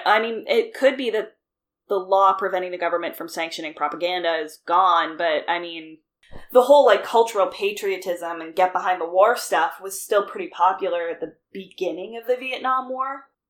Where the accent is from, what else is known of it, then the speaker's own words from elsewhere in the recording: Canada; if I lived in the States, I was, like, yeah, I'm from Canada and that would be it. It's not like there's anything about me that's overtly Canadian.